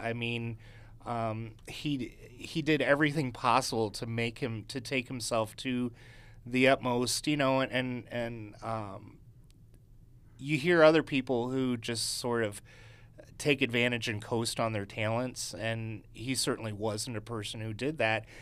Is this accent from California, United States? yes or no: no; Chicago, Illinois, United States; I was from Chicago